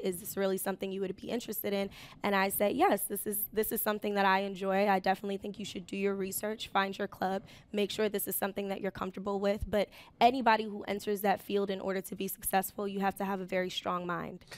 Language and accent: English; New York City, New York, United States; I took the train an hour to get to school. I was commuting from the Bronx